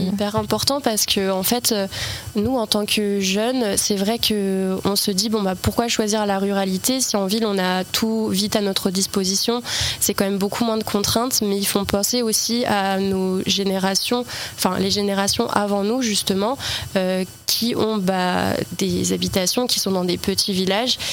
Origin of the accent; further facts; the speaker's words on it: L'Aigle, Normandy, France; Je suis originaire de Normandie, j'ai grandi en campagne